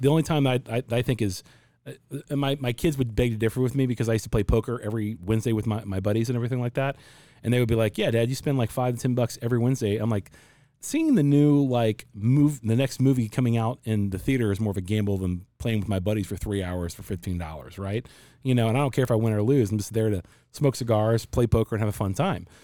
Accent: Cincinnati, Ohio, United States; now in Arizona, United States; I'm from Cincinnati and I live in Arizona

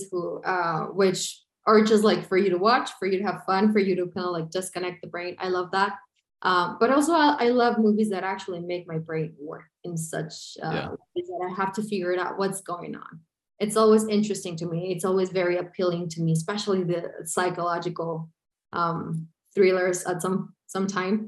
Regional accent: El Paso, Texas, United States; I am from El Paso, Texas

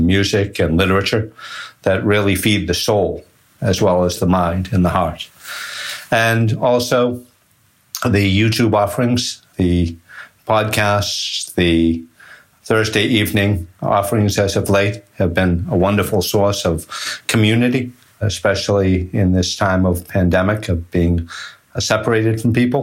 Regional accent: Boston, Massachusetts, United States; accent: Boston; I'm from Boston

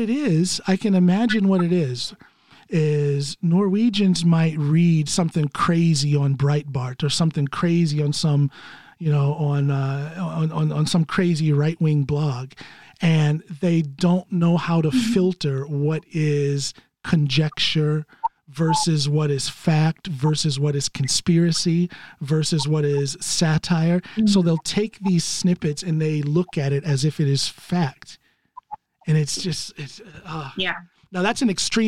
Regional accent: Ohio, United States; moved away as an adult; now in Norway; I'm born and raised in Ohio, but my family is originally from the South, from Tennessee and Kentucky

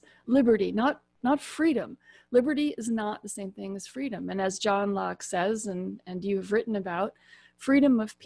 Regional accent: United States; I'm also American

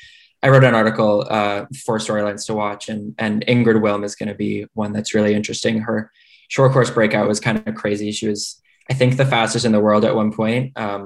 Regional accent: Canada; I'm a Canadian

